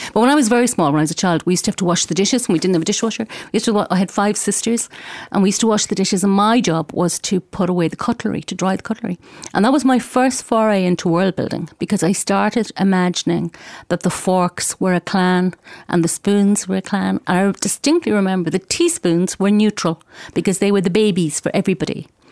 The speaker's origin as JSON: {"language": "English", "town": "Galway", "region": "Connacht", "country": "Ireland", "said": "I'm from Galway and I write books for children. I write both in Irish and in English"}